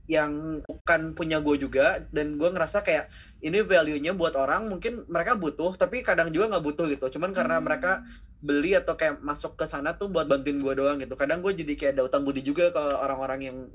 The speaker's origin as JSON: {"language": "Indonesian", "town": "Bandung", "region": "West Java", "country": "Indonesia", "lives_now": "Jakarta, Indonesia", "said": "asal dari Bandung kan"}